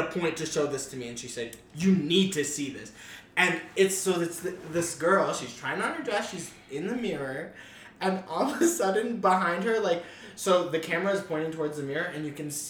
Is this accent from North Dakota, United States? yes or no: yes; North Dakota, United States; Yeah, I'm from North Dakota.